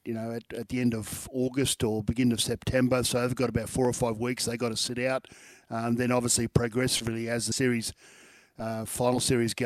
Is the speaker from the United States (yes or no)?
no; Queensland, Australia; as a Queenslander